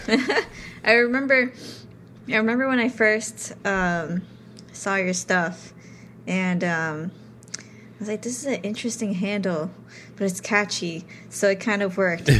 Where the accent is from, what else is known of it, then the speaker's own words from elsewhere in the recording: New York City, New York, United States; growing up in New York